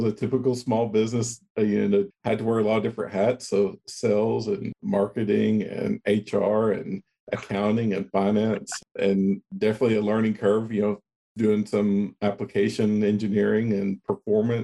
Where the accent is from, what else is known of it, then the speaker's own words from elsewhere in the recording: Kermit, Texas, United States; now in Midland, United States; grew up out in West Texas, I've kind of been surrounded by the oil field my entire life